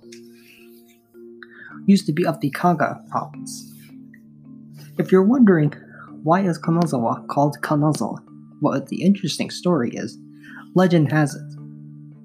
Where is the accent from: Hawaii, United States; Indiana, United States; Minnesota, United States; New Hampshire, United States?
Hawaii, United States; I was born in Hawaii many years ago